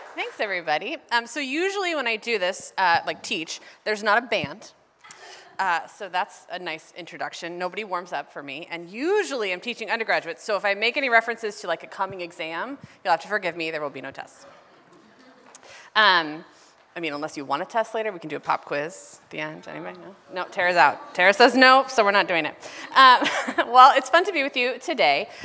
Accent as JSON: {"language": "English", "region": "Ohio", "country": "United States", "tie": "born or raised there", "moved": "as an adult", "lives_now": "Los Angeles, United States", "said": "the city that I grew up in in Ohio"}